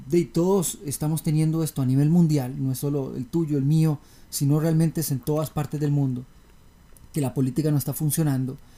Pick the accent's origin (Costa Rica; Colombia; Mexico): Costa Rica; yo también como tico, esto es una cochinada, yo no puedo, yo también vive fuera del país